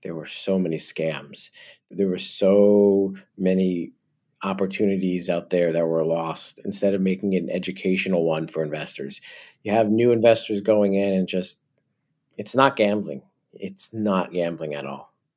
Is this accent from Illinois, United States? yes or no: no; New Jersey, United States; accent: New York; I'm originally from New Jersey